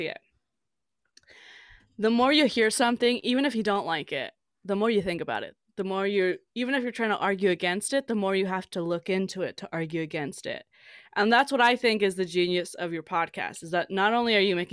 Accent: Los Angeles, California, United States; I grew up in a Latin LA Pentecostal church

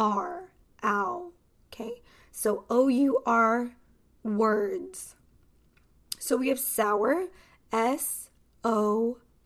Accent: Los Angeles, California, United States; accent: Californian; I am American. So, this pronunciation is American pronunciation.

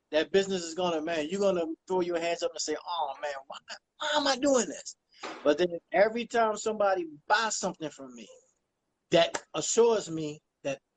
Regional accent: Baltimore, Maryland, United States; also born or lived in South Carolina; I was born in Maryland, Baltimore, Maryland. I grew up between South Carolina and Maryland

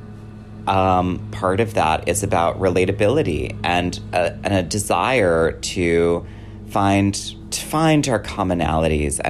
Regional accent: Wisconsin, United States; I grew up in Wisconsin.

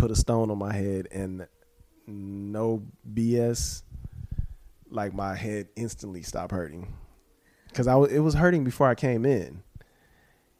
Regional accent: Texas, United States; now in California, United States; I'm not from California. I'm from Texas

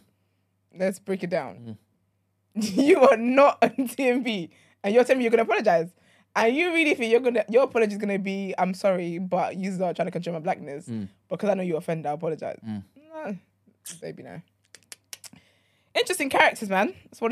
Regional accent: Nigeria; being Nigerian

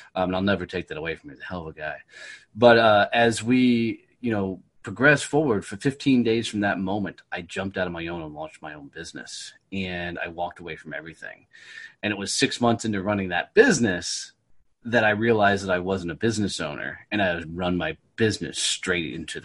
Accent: Fort Worth, Texas, United States; Fort Worth, Texas, my hometown

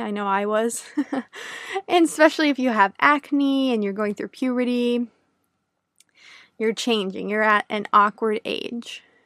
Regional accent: United States; first language English; a native English speaker from the United States

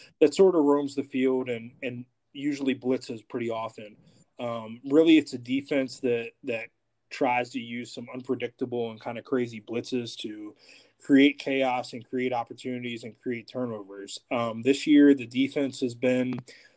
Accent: Maryland, United States; my dad was in the Navy for 20 years, you know, so growing up in Maryland

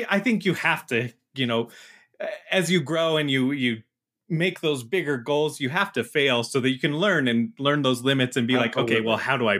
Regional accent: Midwest, United States; I'm Midwest.

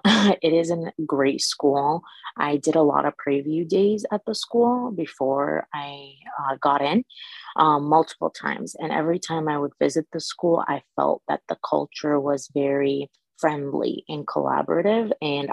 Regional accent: Iraq; also born or lived in Michigan; now in East LA, United States; I'm originally from Iraq. I am Chaldean, and it's a very small population from Middle East, but right now I live in East LA.

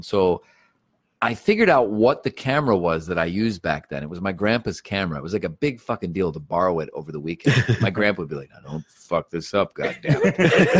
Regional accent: Cleveland, Ohio, United States; moved away; I grew up in Cleveland

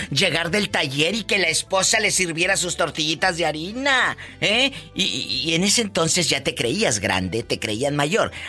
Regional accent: Meoqui, Chihuahua, Mexico; En Meoqui, Chihuahua.

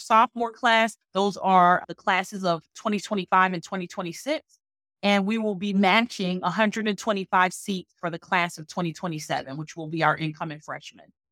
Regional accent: Newark, New Jersey, United States; I grew up in Newark, New Jersey

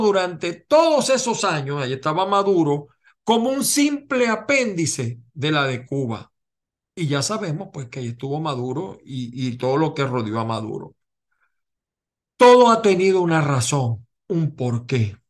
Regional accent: Venezuela; now in United States; yo soy venezolano

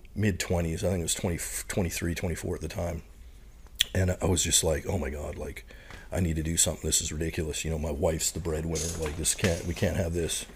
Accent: Saskatoon, Saskatchewan, Canada; moved away as an adult; also born or lived in Oxbow, Saskatchewan; now in United States; my hometown, I'd probably call Saskatoon, Saskatchewan, which is the biggest, uh, city in the prairies

